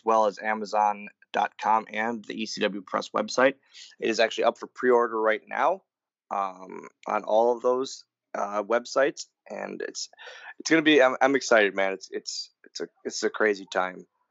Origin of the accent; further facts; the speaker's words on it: Wisconsin, United States; I'm from Wisconsin